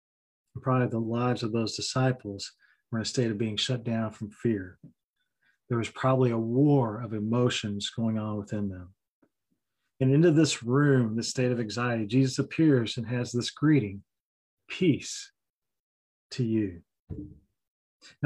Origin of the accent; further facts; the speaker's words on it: Kentucky, United States; I've got the Scottish Welsh background. I'm from Kentucky